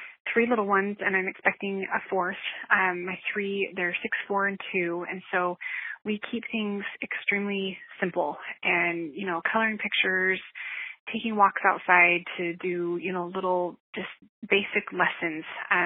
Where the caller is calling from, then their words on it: Nashville, Tennessee, United States; This is …. I'm calling from Nashville, Tennessee.